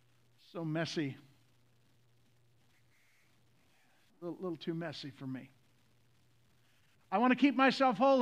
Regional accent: the South, United States; I'm from the South.

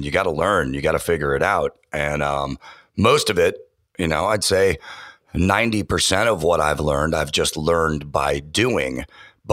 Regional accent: San Francisco Bay Area, California, United States; I grew up on FM radio in the San Francisco Bay Area

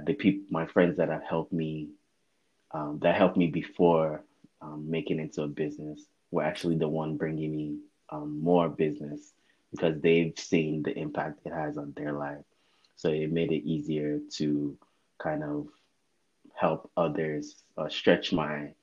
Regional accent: United States; also born or lived in Lagos, Nigeria; I was 8 years old when we came to the U.S.

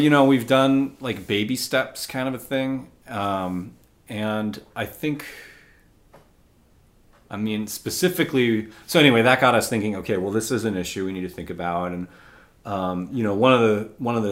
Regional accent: United States; I'm white American, middle class.

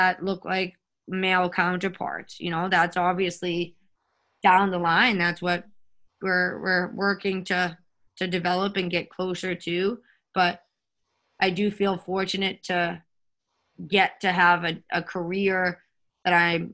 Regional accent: Winthrop, Massachusetts, United States; born or raised there

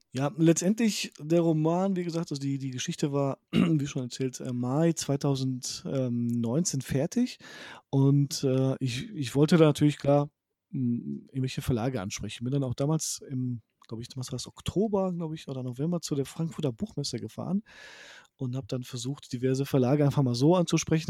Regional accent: Poland; moved away; ich komme zwar aus Polen

